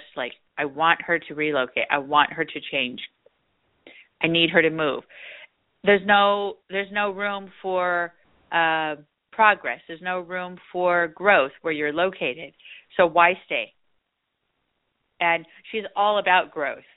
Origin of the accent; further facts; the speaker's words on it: California, United States; I'm from there too, you know, California